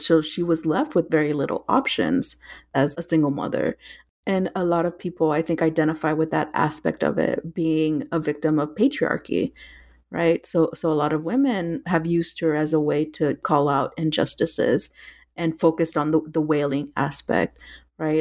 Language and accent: English; South Texas and Northern Mexico, United States; I grew up in South Texas and Northern Mexico